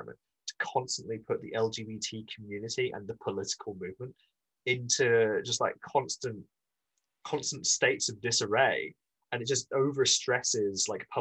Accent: Scotland, United Kingdom; I'm Scottish

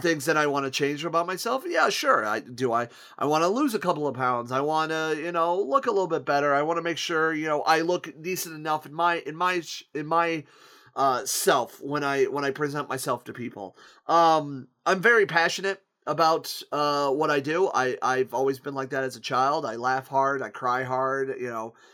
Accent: Akron, Ohio, United States; moved away as an adult; now in Toledo, United States; my hometown of Akron, Ohio, which, where I reside in in Toledo

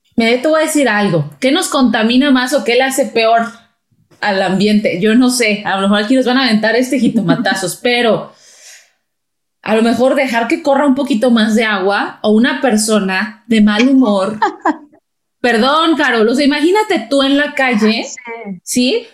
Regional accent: Mexico; somos mexicanas las dos

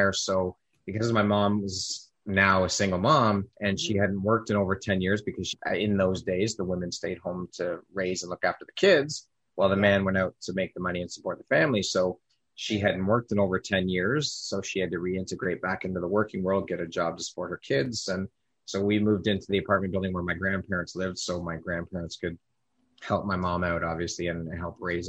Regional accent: Toronto, Ontario, Canada; also born or lived in Oshawa, Ontario; I was born and raised here in Toronto, Canada.

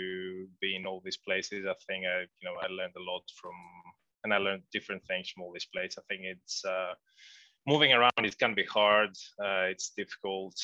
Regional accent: Athens, Attica, Greece; moved away

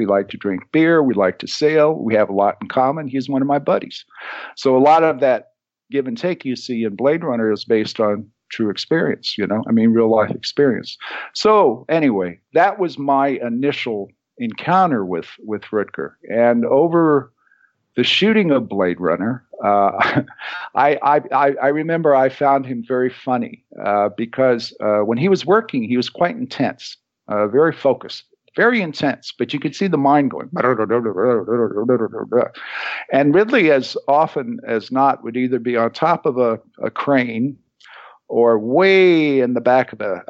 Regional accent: Philippines; because I went, I was raised in the Philippines. And my dad was in a form of law enforcement that was very violent and very rough.

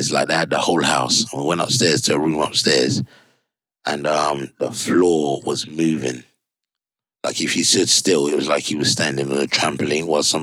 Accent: London, United Kingdom; That's when I said to you that you kind of growing up in London, you kind of everywhere else was country

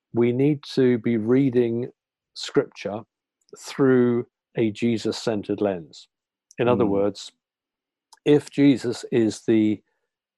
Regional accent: United Kingdom; our British background, our educational background

